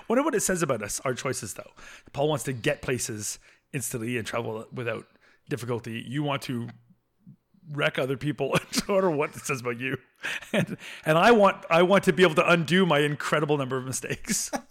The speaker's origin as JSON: {"language": "English", "country": "Canada", "first_language": "English", "said": "as a Canadian."}